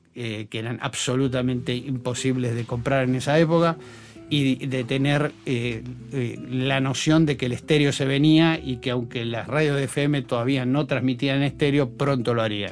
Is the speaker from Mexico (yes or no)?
no; Buenos Aires, Argentina; yo soy esencialmente porteño